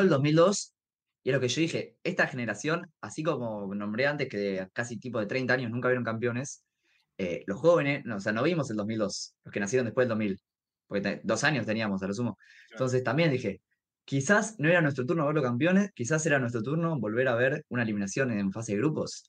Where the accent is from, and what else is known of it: Argentina